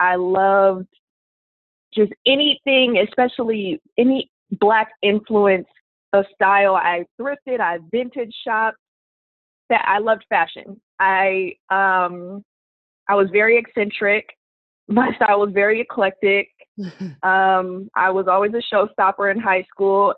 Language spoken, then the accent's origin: English; Oakland, California, United States; also born or lived in Riverside, California; So I'm from Oakland, California. That's where I grew up